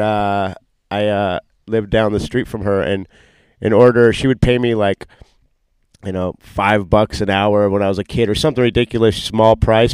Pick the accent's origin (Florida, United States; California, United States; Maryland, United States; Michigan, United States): California, United States; Costa Mesa; I grew up in Orange County, Costa Mesa, Newport Beach area